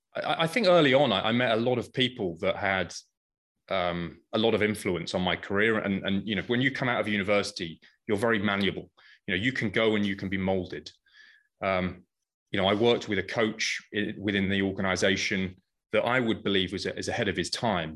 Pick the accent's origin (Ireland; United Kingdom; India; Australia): United Kingdom; moved away as an adult; also born or lived in Paris, France; now in United States; I started, as you can probably guess, in the U K.